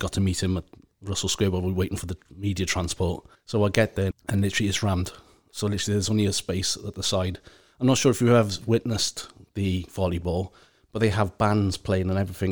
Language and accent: English; Wales, United Kingdom; being Welsh